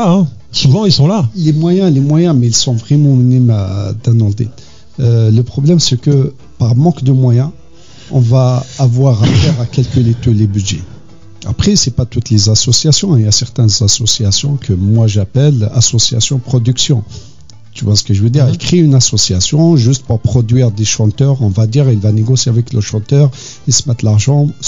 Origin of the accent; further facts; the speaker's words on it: Kabylie, Algeria; on est kabyle, on est bien, on est content, on aime bien danser, on a bien soi-disant inculquer cette culture à nos enfants